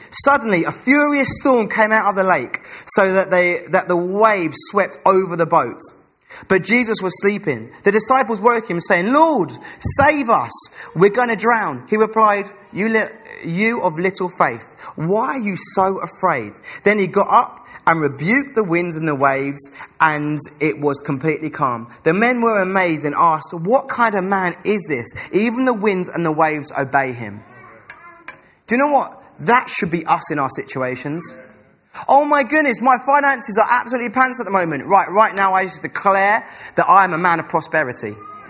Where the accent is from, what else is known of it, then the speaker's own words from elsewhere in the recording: England, United Kingdom; Us as English people like to be reserved. I know I come from a really, really traditional English family where everyone sits at dinner table.